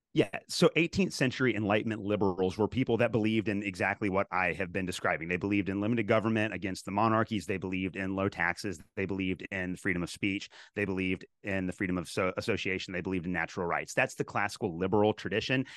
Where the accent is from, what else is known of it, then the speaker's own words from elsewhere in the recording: Kentucky, United States; I was raised in Kentucky